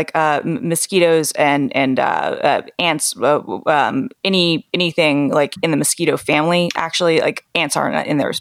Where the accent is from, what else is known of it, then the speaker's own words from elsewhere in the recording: Atlanta, Georgia, United States; moved away; I grew up in Atlanta